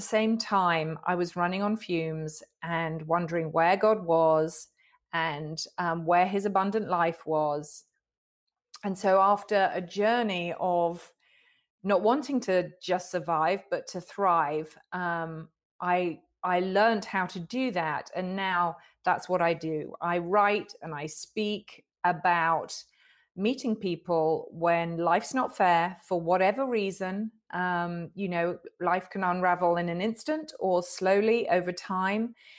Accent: United Kingdom; I'm a Brit

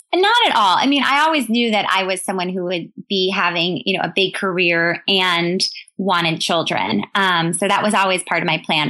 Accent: New York City, New York, United States; I grew up in New York City

